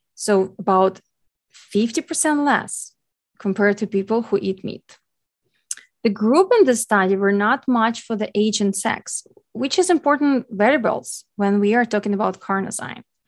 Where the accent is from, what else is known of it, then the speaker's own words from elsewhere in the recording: Ukraine; English is a second language; as English being my second language, I am Ukrainian